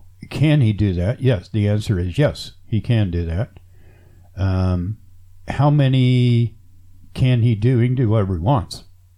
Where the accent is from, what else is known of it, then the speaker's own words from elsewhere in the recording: United States; I'm American.